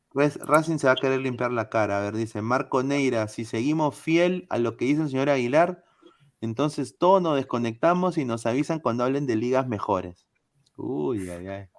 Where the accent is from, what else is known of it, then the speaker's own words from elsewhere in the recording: Peru; soy peruano